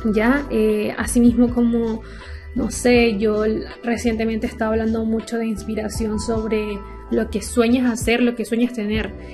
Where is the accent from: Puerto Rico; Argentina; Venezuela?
Venezuela; moved away; soy venezolana. Cuando vivía en Venezuela y estaba chica